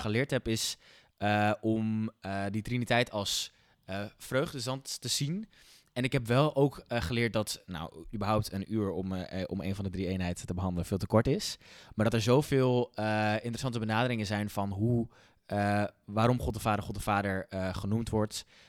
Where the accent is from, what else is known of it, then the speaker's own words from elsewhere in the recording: Netherlands; als Nederlanders